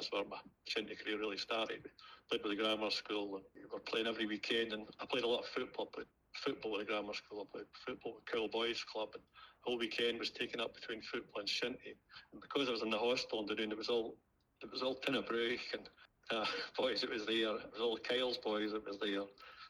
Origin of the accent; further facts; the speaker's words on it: Cairndon, Scotland, United Kingdom; I never played much as a wee boy because I came from Cairndon village at the top of the log. And we never had a big school.